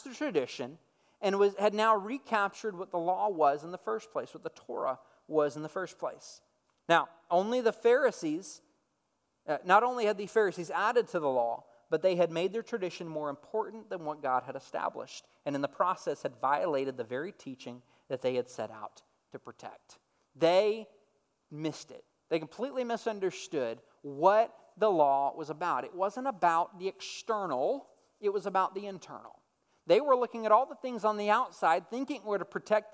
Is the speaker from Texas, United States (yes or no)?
yes; Dallas-Fort Worth area, Texas, United States; I grew up in the Dallas-Fort Worth area, but I'm not originally from the Dallas-Fort Worth area